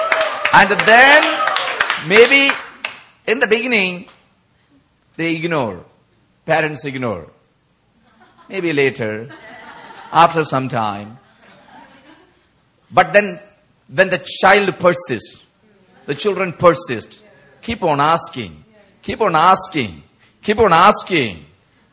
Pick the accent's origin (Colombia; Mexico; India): India; people like us, we come from India